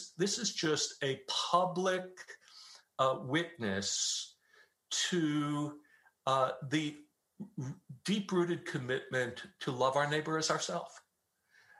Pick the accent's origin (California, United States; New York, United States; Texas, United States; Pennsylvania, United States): New York, United States; New York City; now in Dallas, United States; I grew up in Staten Island, New York, which was 94% Roman Catholic when I was growing up there